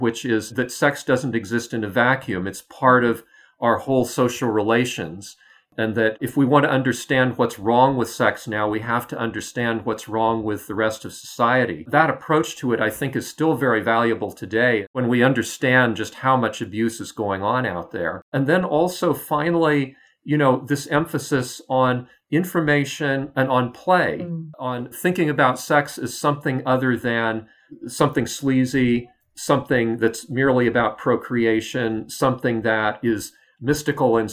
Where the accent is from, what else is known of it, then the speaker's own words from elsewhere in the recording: United States; as an American